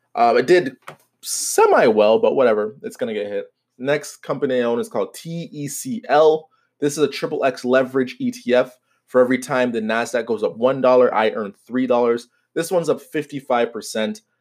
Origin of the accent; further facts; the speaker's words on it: Canada; I am Canadian